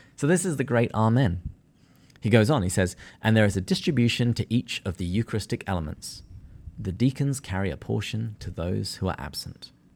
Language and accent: English; England, United Kingdom; now in San Diego, United States; I'm too English.